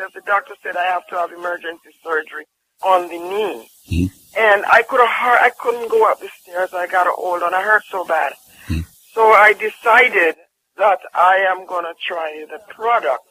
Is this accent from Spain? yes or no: no; Jamaica; I'm from Jamaica